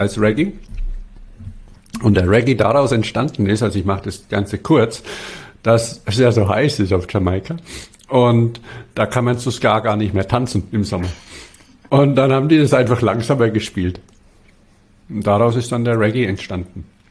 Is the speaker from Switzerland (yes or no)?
no; Bavaria, Germany; now in Stuttgart, Germany; als Bayer